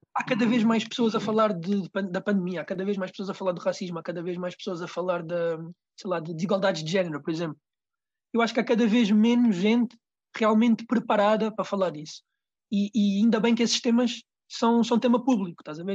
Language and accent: Portuguese; Rio de Mouro, Lisbon, Portugal; Eu sou, eu sou de Rio de Moro